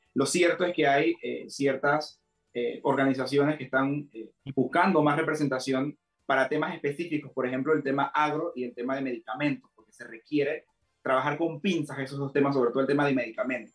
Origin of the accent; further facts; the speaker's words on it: Santiago de Veraguas, Veraguas, Panama; Yo quiero felicitar a mi pueblo felicitar a Santiago de Veraguas